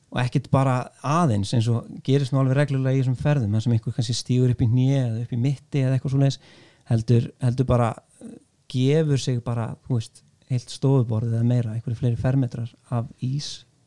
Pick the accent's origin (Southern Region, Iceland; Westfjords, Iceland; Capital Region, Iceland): Southern Region, Iceland; Vestmannaeyjar; Ég er fættur uppalinn í Vespunni